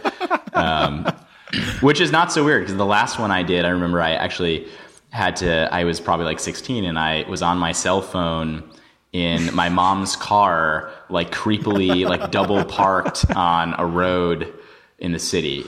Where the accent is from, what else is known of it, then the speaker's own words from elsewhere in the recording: New York, United States; growing up in New York